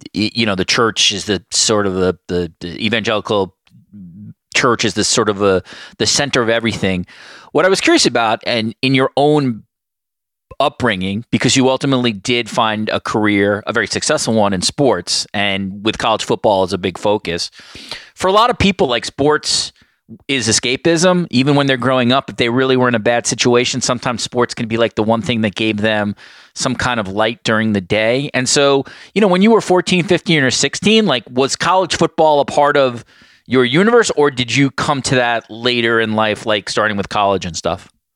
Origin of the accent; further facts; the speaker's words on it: New York, United States; growing up in New York